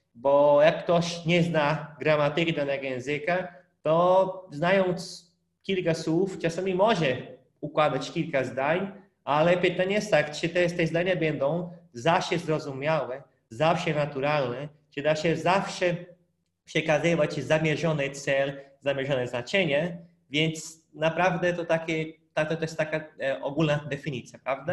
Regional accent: Brazil; Polish is a second language; moved away; pochodzę z Brazylii

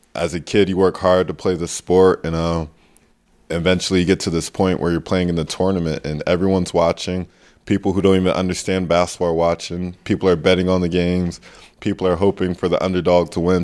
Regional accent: United States; accent: American; moved away as an adult; also born or lived in Giessen, Germany / Ludwigsburg, Germany / Oldenburg, Germany; now in Würzburg, Germany; my American accent

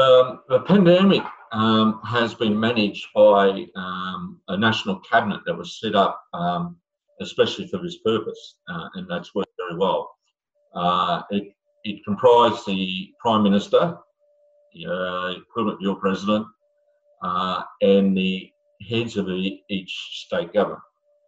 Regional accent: Australia; I was invited to write a few as Australian statistician.

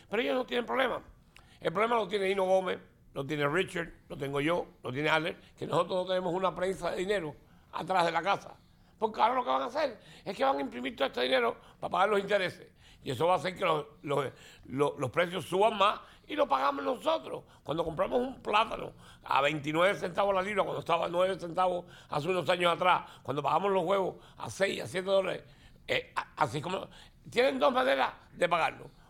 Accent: Jamaica; now in San Francisco, United States; pero yo llevo 19 años aquí en eh, San Francisco mis padres, yo y mis padres somos de Jamaica. Nosotros nunca fuimos esclavos en Jamaica.

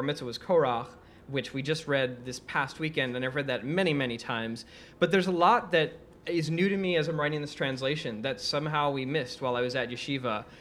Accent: New York City, New York, United States; also born or lived in Israel; I grew up in Queens, New York.

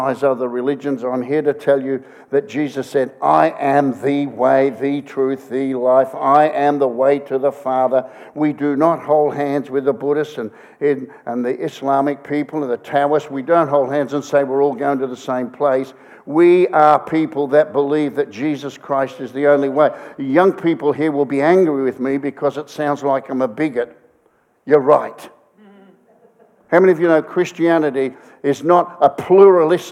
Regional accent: Australia; I come from Australia.

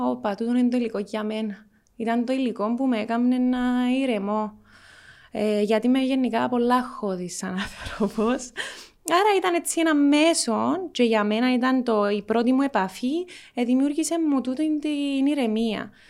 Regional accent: Cyprus; έφυγες που την Κύπρο και ακόμα ασχολείσαι με την Κύπρο. Και η απάντηση μου εμένα ήταν ότι αγαπώ τον τόπο μου

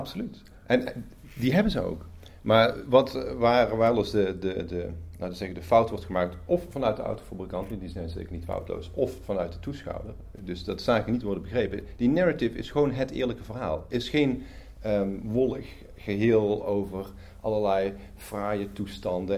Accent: Netherlands; opnieuw als Nederlander

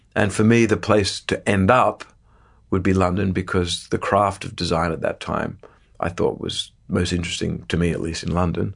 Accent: Sydney, New South Wales, Australia; moved away; I grew up in the northern beaches of Sydney in Australia

